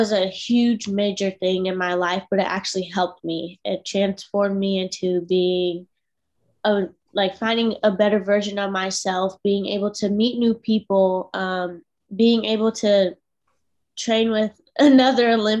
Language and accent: English; Washington, United States; now in Spring, United States; I'm originally from Washington State, and I ended up moving all the way to Spring, Texas